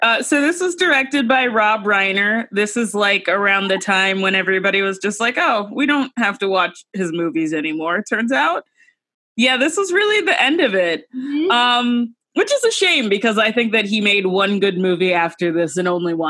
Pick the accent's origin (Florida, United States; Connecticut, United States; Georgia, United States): Georgia, United States; I knew some Asian gun nuts growing up in Georgia.